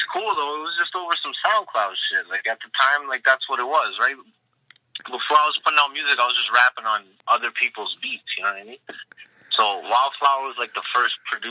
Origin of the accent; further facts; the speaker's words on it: Malton, Ontario, Canada; I'm from Malton, which is a little city outside of Toronto